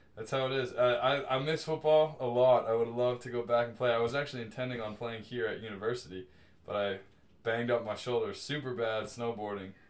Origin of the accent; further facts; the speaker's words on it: United States; moved away as an adult; now in Montreal, Canada; being like an American